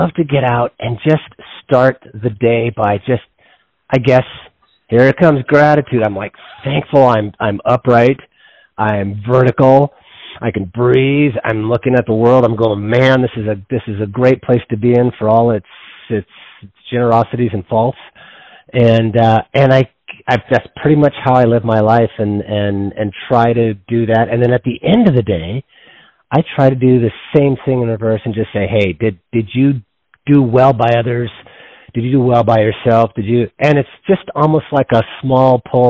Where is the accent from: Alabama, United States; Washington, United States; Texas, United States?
Washington, United States; also born or lived in Yosemite National Park, California; Washington State, primarily in the Northwest, who grew up in the mountains there